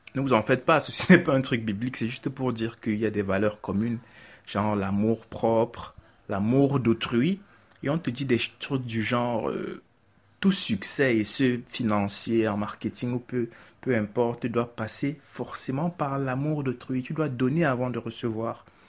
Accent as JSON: {"language": "French", "town": "Yaoundé", "region": "Centre", "country": "Cameroon", "tie": "born or raised there", "said": "J'ai grandi, je suis né à Yaoundé, j'ai grandi à Yaoundé, j'ai fait toutes mes classes à Yaoundé"}